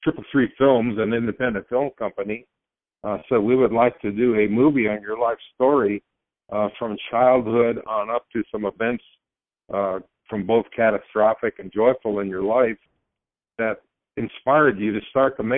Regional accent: Prescott, Arizona, United States; a newspaper reporter in my hometown here, Prescott, Arizona

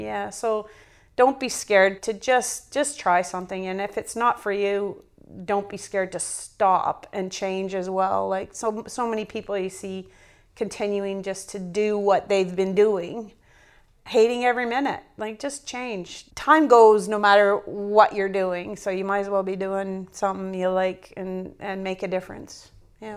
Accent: northern Alberta, Canada; moved away as an adult; also born or lived in Northwest Territories; I'm Canadian-born in the northern part of Alberta

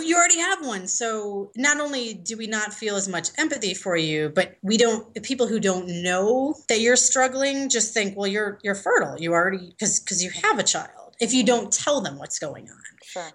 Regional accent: Chicago, Illinois, United States; moved away as an adult; also born or lived in New Zealand; now in Denver, United States; I'm originally from Chicago

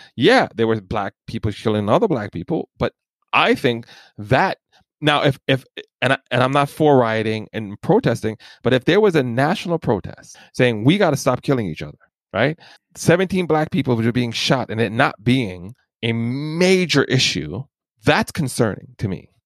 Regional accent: New York City, New York, United States; born or raised there; also born or lived in Jamaica

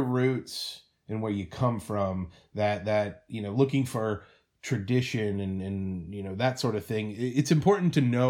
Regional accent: United States; now in Seattle, United States; I'm American.

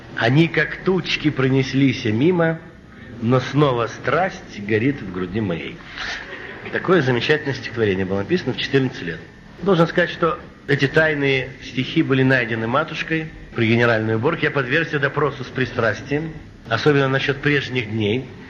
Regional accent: Moscow, Russia; also born or lived in Arkhangelsk Oblast; я москвич, родился я в Москве, в Москве учился, в Москве окончил школу

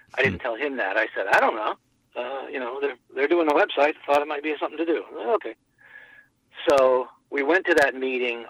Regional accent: Winston-Salem, North Carolina, United States; I grew up in Winston-Salem, North Carolina.

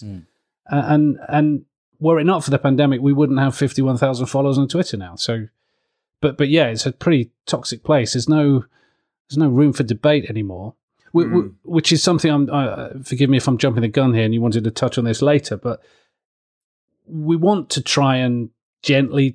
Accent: Southeast Kent, South East England, United Kingdom; moved away; I grew up in Southeast Kent, which is true blue

